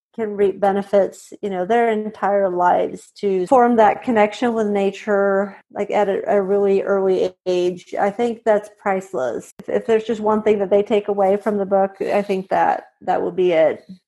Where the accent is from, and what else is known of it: Sweden; born or raised there; moved away as an adult; also born or lived in Montana / Indiana